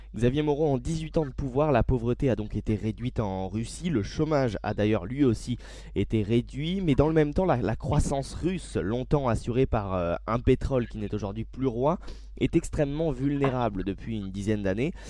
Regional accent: France; chez nous en France

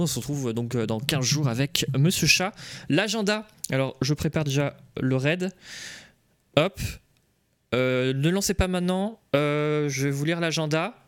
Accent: Nantes, Pays de la Loire, France; je suis de Nantes

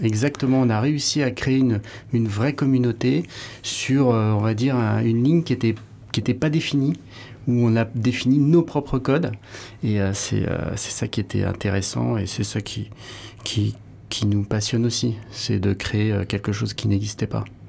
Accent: Hossegor, Nouvelle-Aquitaine, France; moved away; also born or lived in Paris; j'avais passé aussi euh, mon enfance ici à Osgore

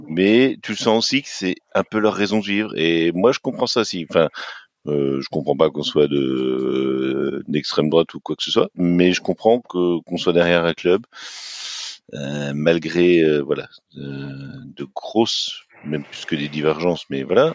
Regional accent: France; je me place en tant que Français

